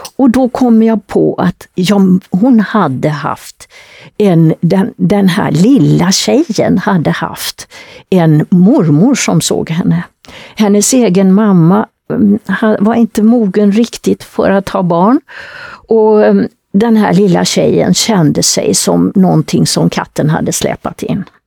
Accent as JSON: {"language": "Swedish", "area": "Västergötland", "region": "Västra Götaland", "country": "Sweden", "moved": "yes", "said": "nere i Västergötland där jag kommer ifrån"}